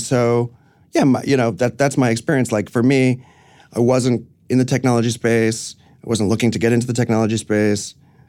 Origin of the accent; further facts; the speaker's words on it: New York City, New York, United States; No. I grew up in the city, but I grew up on Roosevelt Island, actually.